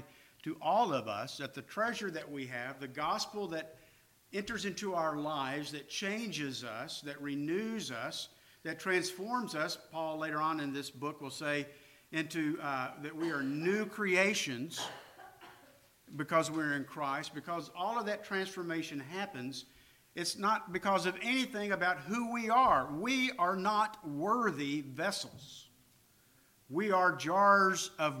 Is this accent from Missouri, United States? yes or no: no; California, United States; moved away; I'm from California